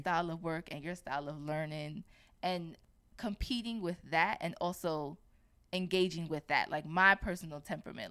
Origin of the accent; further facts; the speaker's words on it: New York, United States; I was born and raised in New York